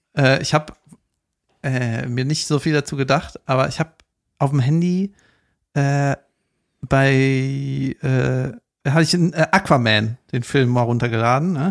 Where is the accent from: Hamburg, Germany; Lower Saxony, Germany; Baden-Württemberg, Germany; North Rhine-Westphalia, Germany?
North Rhine-Westphalia, Germany; Cologne; da wo ich herkomme, in Köln-Ostheim